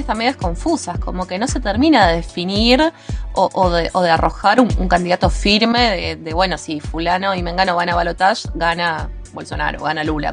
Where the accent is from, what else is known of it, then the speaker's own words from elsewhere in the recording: Argentina; nosotros como país, Argentina